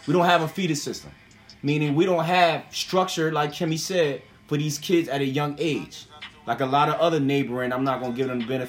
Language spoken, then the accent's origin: English; Camden, New Jersey, United States; from my experience growing up in Camden